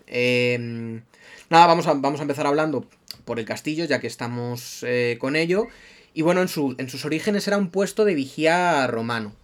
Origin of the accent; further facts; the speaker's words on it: Madrid, Community of Madrid, Spain; moved away as an adult; now in Colmenar de Oreja, Spain; Nosotros somos de, de Madrid capital, de, de Moratalaz, de, un barrio.